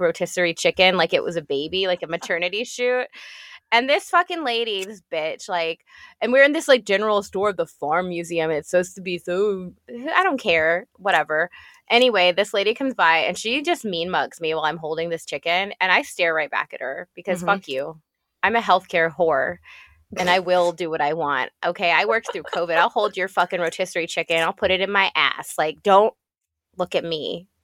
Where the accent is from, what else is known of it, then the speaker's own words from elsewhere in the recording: Texas, United States; I grew up in Texas, which was a heavily Hispanic population